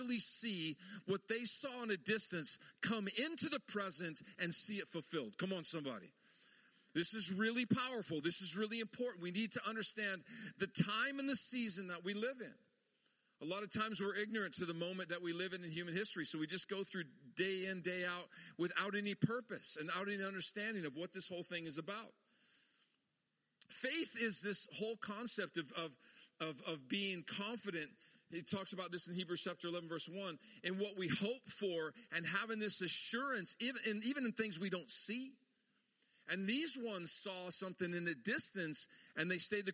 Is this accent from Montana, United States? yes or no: yes; Montana, United States; I grew up in Montana